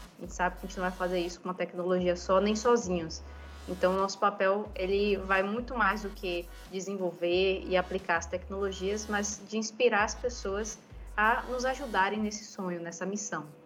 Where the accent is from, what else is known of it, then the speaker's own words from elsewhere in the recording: Northeast Region, Brazil; como somos nordestinas